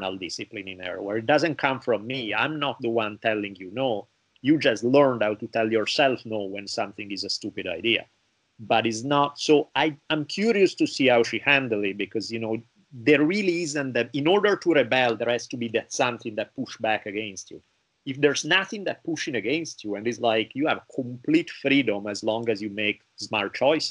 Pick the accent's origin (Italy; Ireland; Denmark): Italy; growing up in Italy